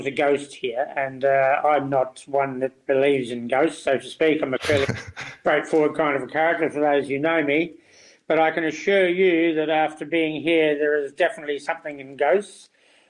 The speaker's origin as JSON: {"language": "English", "country": "New Zealand", "tie": "born there", "said": "I came from a strong food background. I was born in New Zealand, in a country town."}